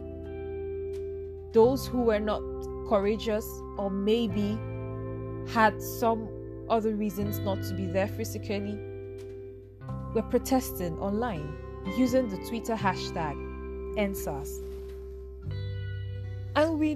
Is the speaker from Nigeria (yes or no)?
yes; Nigeria; being a Nigerian youth in this generation